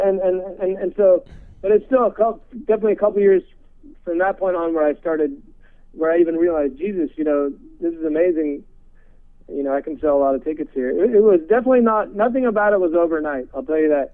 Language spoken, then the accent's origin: English; San Francisco, California, United States; Actually, I was born in San Francisco. I'm from okay. the Bay Area.